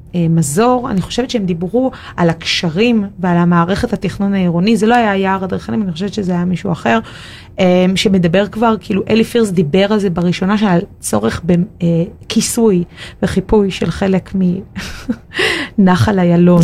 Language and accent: Hebrew; Tel Aviv, Tel Aviv District, Israel; לתל אביב, שזאת עיר הולדתי